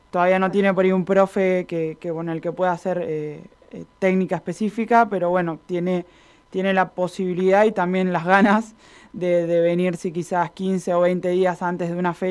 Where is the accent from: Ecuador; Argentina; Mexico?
Argentina; Buenos Aires; nosotras que somos de Buenos Aires